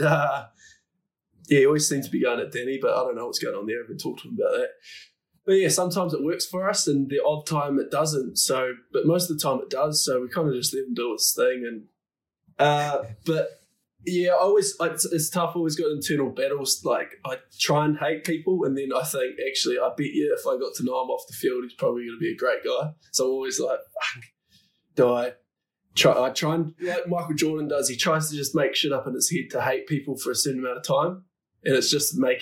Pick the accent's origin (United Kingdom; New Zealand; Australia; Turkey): New Zealand; moved away; I was growing up in the New Zealand culture